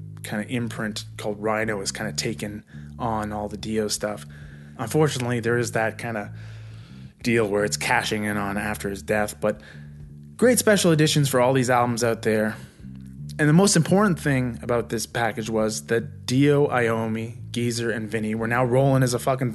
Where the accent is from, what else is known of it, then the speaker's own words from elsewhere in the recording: Vancouver, British Columbia, Canada; moved away as an adult; also born or lived in Nova Scotia; I was actually off to Nova Scotia from Vancouver, the same month that this concert rolled through my hometown.